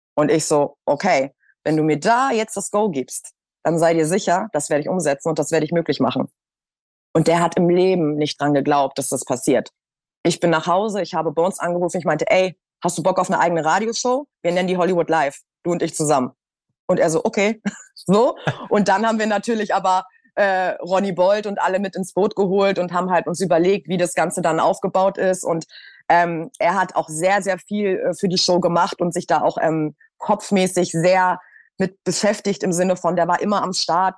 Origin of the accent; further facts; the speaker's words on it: Hamburg, Germany; moved away as an adult; now in Berlin, Germany; ich bin ja aus Hamburg und bin dann 2018, glaube ich, nach Berlin